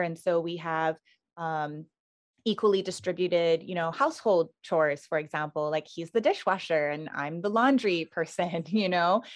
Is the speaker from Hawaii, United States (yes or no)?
yes; Island of Hawaii, United States; I was born and raised on the island of Hawaii. So, the Big Island, and I grew up in a small little plantation town back then